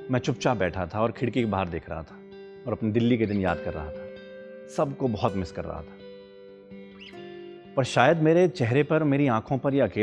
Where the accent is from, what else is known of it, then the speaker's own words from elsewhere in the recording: Bijnor, Uttar Pradesh, India; now in Delhi, India; अरे मैं बिजनौर का हूँ मेरी पैदाइश बिजनौर में थी पर मैं दिल्ली में शिफ्ट हो गया था